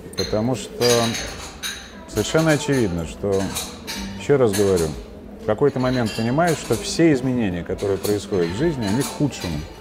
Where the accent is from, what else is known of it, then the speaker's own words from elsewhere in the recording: Moscow, Russia; Я вырос в Чертанове